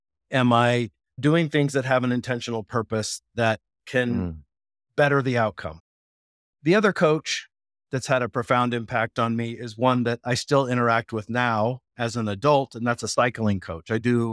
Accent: Japan; When I was a little kid, I grew up in Japan, and in addition to playing soccer, I took kendo classes

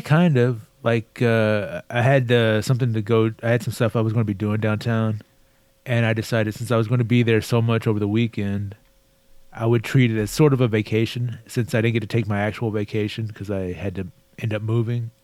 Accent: Texas, United States; I was born and raised in Texas. I'm a native Texan

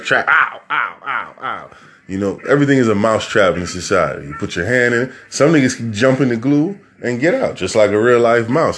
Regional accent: New York City, New York, United States; I'm from New York City

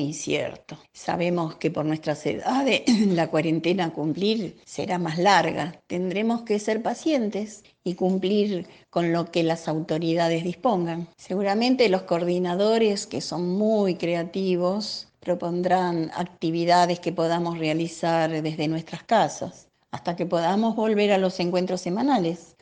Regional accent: Buenos Aires, Argentina; yo nací en Soldati hace 75 años y sigo viviendo en el mismo lugar

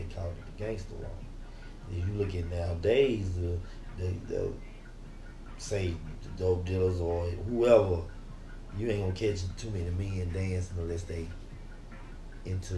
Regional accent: Memphis, Tennessee, United States; growing up in Memphis was kind of tough

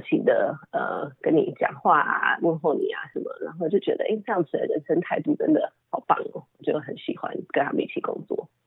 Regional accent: Taiwan; moved away as an adult; also born or lived in Puerto Rico / United States; 后来搬到台湾的时候，我，呃，直接上小学四年级

